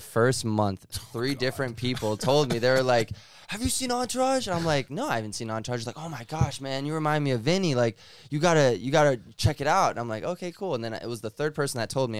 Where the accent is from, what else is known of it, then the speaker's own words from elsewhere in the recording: East Coast, United States; moved away; I'm from East Coast as well